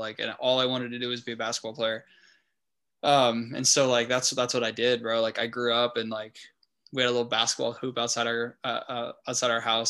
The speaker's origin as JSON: {"language": "English", "town": "El Cajon", "region": "California", "country": "United States", "tie": "born or raised there", "also_born_or_lived": "La Jolla", "said": "I'm from El Cajon, went to school in El Cajon, but we moved out to La Jolla like a couple years ago."}